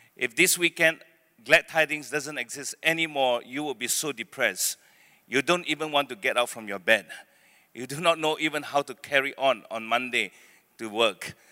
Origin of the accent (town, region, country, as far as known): Penang, Malaysia; born or raised there; also born or lived in Beaufort, Sabah / Malacca